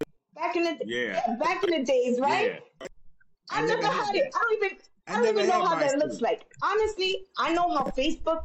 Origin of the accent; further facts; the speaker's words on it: New York City, New York, United States; I'm a girl from the South Bronx. I grew up when they were talking about red top, blue top